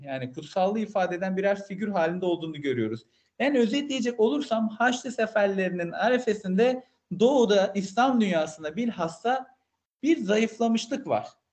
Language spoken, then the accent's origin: Turkish; Malatya, Turkey; ben de Malatyalıyım